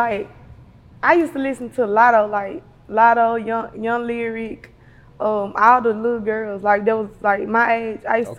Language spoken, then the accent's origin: English; Memphis, Tennessee, United States; I'm from South Memphis, Barley.